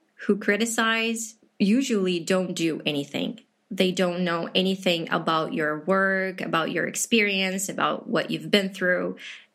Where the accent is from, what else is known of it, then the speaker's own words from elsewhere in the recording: Chernivtsi, Chernivtsi Oblast, Ukraine; first language Ukrainian; English is a second language; I'm from Ukraine